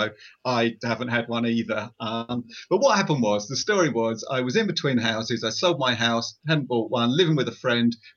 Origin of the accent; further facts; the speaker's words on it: Essex, East of England, United Kingdom; I'm from Essex in England.